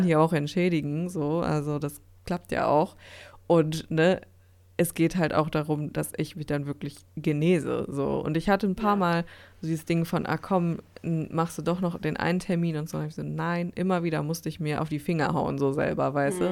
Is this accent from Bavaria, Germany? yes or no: no; Dortmund, North Rhine-Westphalia, Germany; hier in Dortmund bei mir in meiner Heimatstadt